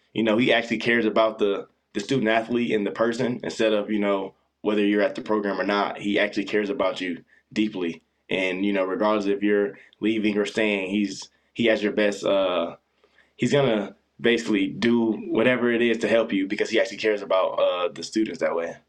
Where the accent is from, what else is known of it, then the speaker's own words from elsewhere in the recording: Orlando, Florida, United States; also born or lived in Pullman, Washington; now in Tempe, United States; originally I'm from Orlando, Florida